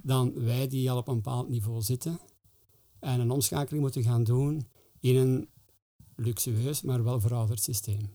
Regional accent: Flanders, Belgium; wij als Vlamingen

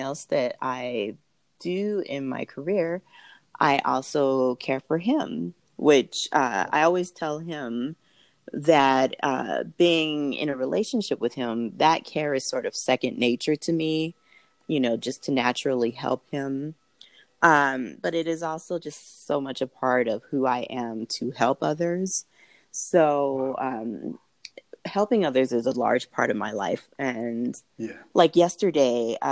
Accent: Southern California, United States; moved away as an adult; now in Denver, United States; I was born in Southern California

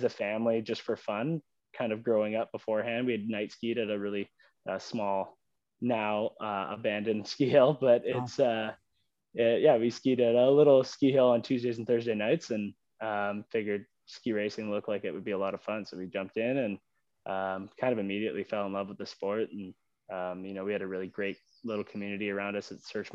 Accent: Sault Ste. Marie, Ontario, Canada; I grew up in Sault Ste. Marie, Ontario, or just north of Sault Ste. Marie in like a little community called Goulet River

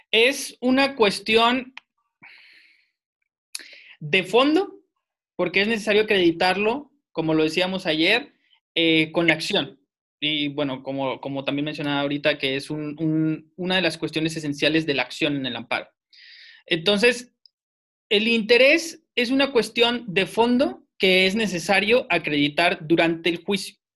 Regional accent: Saltillo, Coahuila, Mexico; yo soy de Saltillo, residente en la ciudad de Saltillo, con domicilio en Saltillo

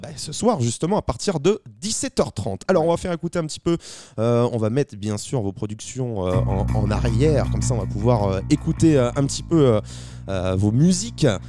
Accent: Saint-Nazaire, Pays de la Loire, France; nous, on vient de Saint-Nazaire, juste à côté de Nantes

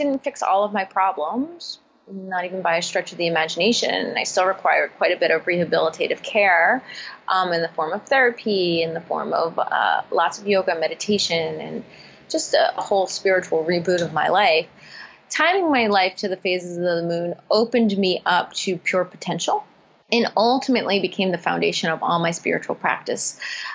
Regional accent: East Coast, United States; moved away as an adult; also born or lived in California; I grew up on the East Coast, and I moved to California

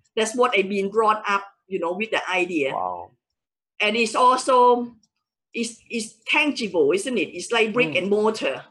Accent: Thailand; English is a second language; moved away as an adult; now in United Kingdom; I original from Thailand hmm. and I came to UK in 1994 just wow. to further my education

